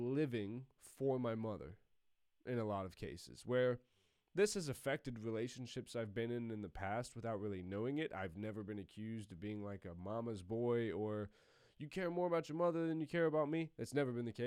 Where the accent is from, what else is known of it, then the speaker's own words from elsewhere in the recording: Columbus, United States; I had moved back home to my hometown of Columbus